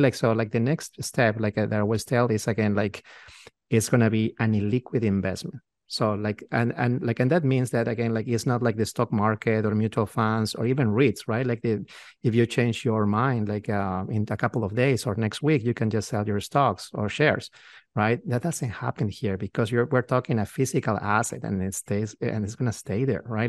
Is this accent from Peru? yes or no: yes; Peru; moved away as an adult; now in United States; we, we're from Peru, from South America